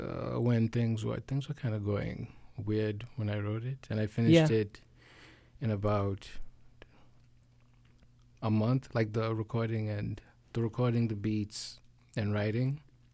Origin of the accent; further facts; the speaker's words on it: Kenya; moved away; I'm originally from Kenya.